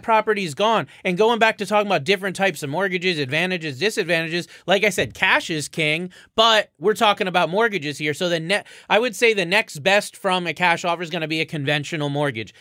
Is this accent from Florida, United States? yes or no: yes; Florida, United States; moved away; also born or lived in Connecticut; I'm from Florida